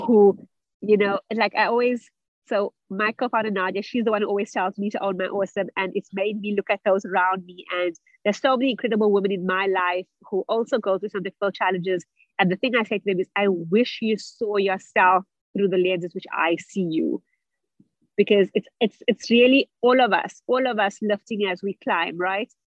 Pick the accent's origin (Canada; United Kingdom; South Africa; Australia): South Africa; also born or lived in Germany; I'm originally from South Africa, where I also studied